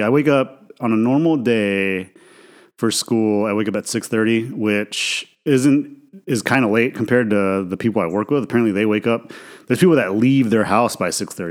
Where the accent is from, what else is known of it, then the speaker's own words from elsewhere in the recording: Idaho, United States; I grew up in Idaho, right, which is a mostly white conservative, you know, state